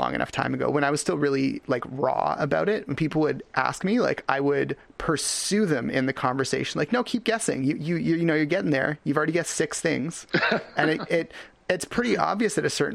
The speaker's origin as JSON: {"language": "English", "town": "Richmond", "region": "British Columbia", "country": "Canada", "tie": "born or raised there", "said": "I was born in Richmond, BC in Canada"}